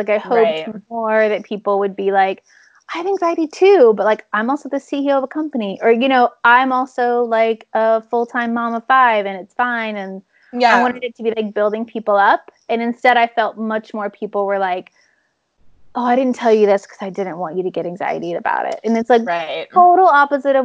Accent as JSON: {"language": "English", "country": "United States", "moved": "yes", "lives_now": "Sweden", "said": "I'm an American citizen"}